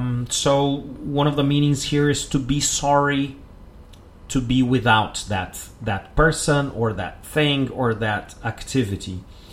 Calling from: Porto Alegre, Rio Grande do Sul, Brazil

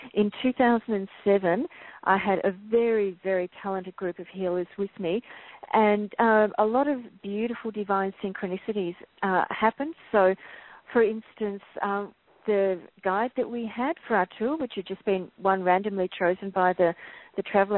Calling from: Melbourne, Victoria, Australia; I'm calling in from Melbourne, and it's late Saturday afternoon here.

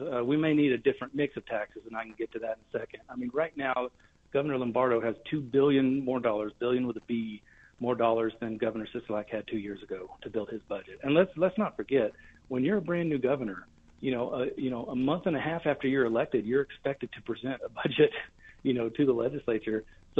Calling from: Reno, Nevada, United States; I'm calling you from Carson City, I'm based in Reno.

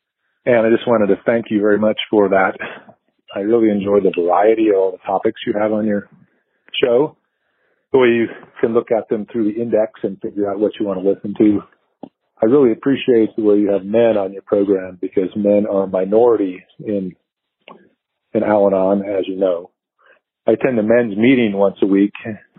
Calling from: Colorado Springs, Colorado, United States; I'm from Colorado Springs.

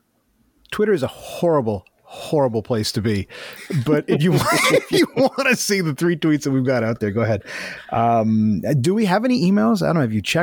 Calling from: Mississauga, Ontario, Canada; I'm calling in from Mississauga, Ontario.

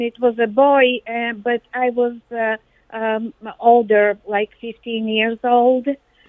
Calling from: Naples, Florida, United States; I'm calling from Naples, Florida.

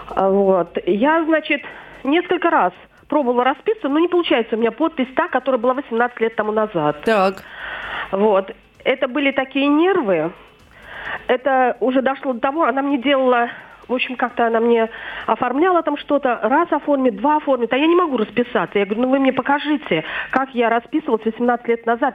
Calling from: Kovrov, Vladimir Oblast, Russia; я звоню из Коврова

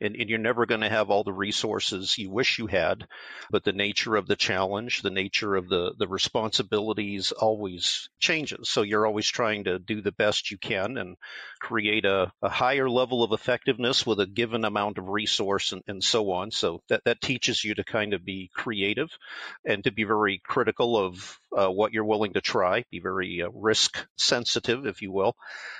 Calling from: Cleveland, Ohio, United States; We're here in Cleveland, Ohio.

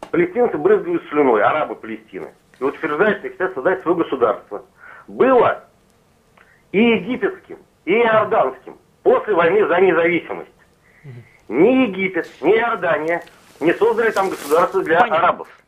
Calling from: Saint Petersburg, Russia; Нет, я звоню из Петербурга.

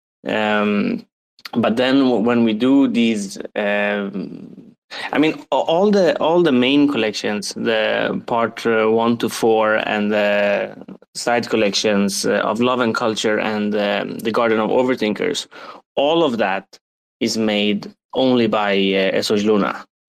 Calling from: Sweden; English is a second language; I'm in Sweden, but I've been working a bit on and off and traveling a lot.

